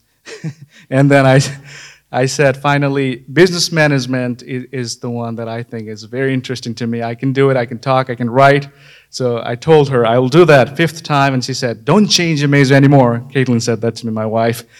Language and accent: English; far western Nepal, Sudurpashchim Province, Nepal; moved away; I grew up in Nepal, nineteen ninety-five. I was born in Nepal, far western part of Nepal